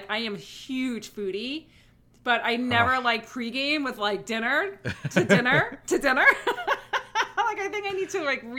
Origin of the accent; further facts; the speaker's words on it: New York, United States; now in South Carolina, United States; I'm a New Yorker